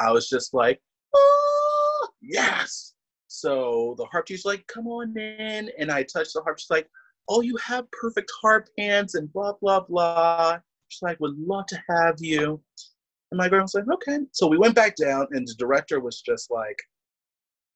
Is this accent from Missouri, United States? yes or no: no; Philadelphia, Pennsylvania, United States; my home town orchestra, the Philly Orchestra